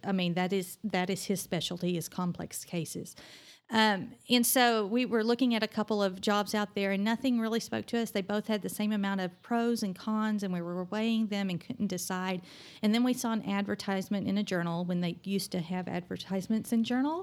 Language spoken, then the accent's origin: English; Oklahoma, United States; also born or lived in Durham, North Carolina; now in Amarillo, United States; growing up in Oklahoma